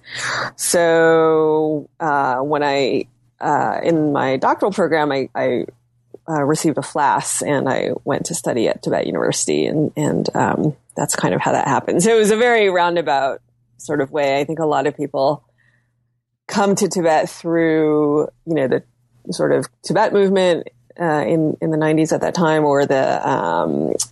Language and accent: English; United States; Being Chinese American, my parents wanted me to go study some Chinese